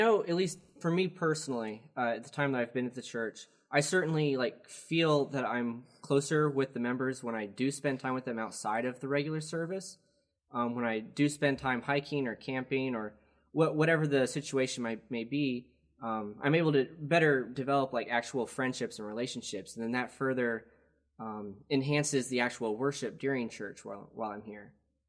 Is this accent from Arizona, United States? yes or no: no; Wilkesboro, North Carolina, United States; But I'm from Wilkesboro in Wilkes County where my family is.